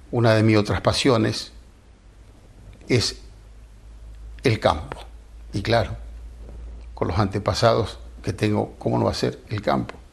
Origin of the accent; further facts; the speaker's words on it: Chascomús, Buenos Aires Province, Argentina; born there; Soy nacido en Chascomús, pago que fundó escribano y no conozco la envidia mi parejero tobiano.